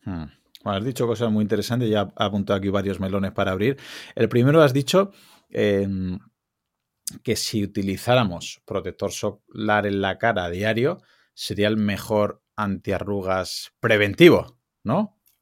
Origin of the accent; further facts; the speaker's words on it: Alicante, Valencian Community, Spain; yo soy de Alicante